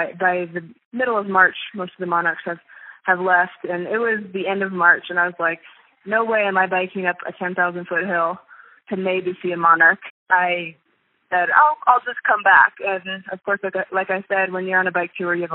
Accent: Kansas City, United States; moved away as an adult; also born or lived in California; I grew up in the suburbs of Kansas City

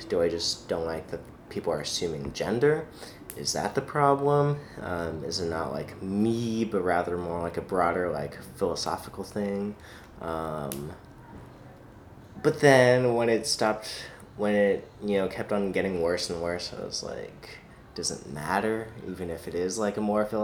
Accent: Los Angeles, California, United States; moved away as an adult; also born or lived in Grinnell, Iowa / New York City; I'm from Los Angeles, California.

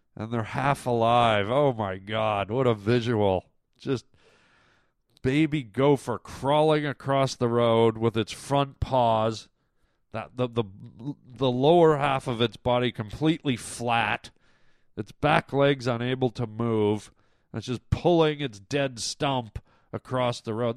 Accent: Toronto, Ontario, Canada; moved away; Toronto. That's my hometown.

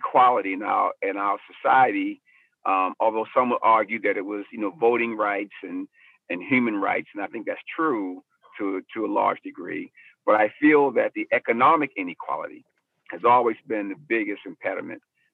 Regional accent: Baltimore, Maryland, United States; I was raised in South Baltimore in the projects there

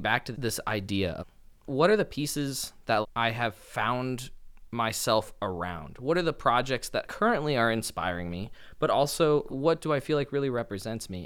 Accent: Los Angeles, California, United States; growing up in Los Angeles

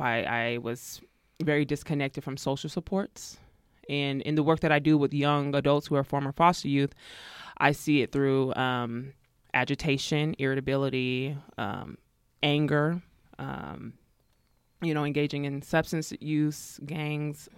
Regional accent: Pittsburg, California, United States; also born or lived in Arkansas; I was born in Arkansas, so that's where my folks are from, but was raised in the East Bay Area, Pittsburgh, California.

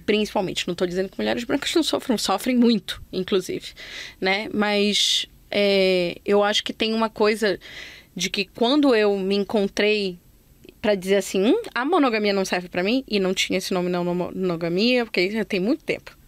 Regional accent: Belém, Pará, Brazil; moved away; foi só quando eu saí de Belém que eu cheguei aqui

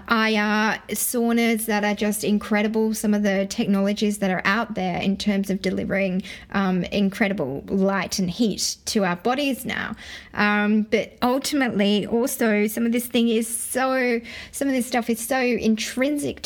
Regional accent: Sydney, New South Wales, Australia; my brother and I grew up in Western Sydney

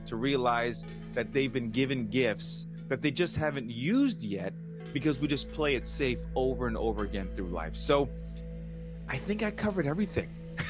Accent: Los Angeles, California, United States; I grew up in Los Angeles.

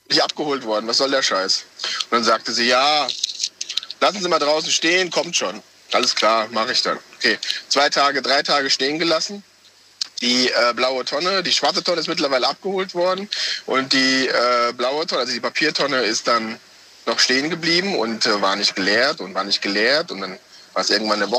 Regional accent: Wiesbaden, Hesse, Germany; Äh, Wiesbaden. Wiesbaden.

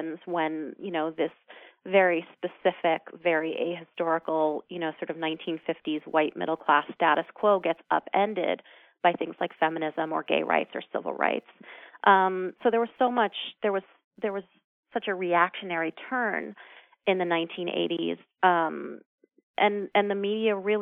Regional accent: New York City, New York, United States; my co-founders and I grew up in New York City

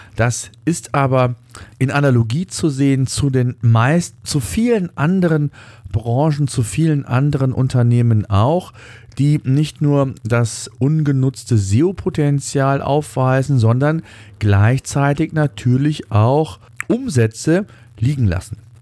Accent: Germany; hier bei uns in Deutschland

